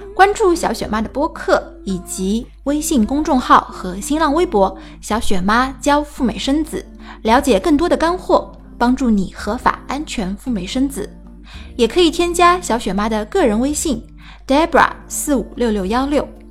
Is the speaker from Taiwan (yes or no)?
no; China; 按照我们中国人的思维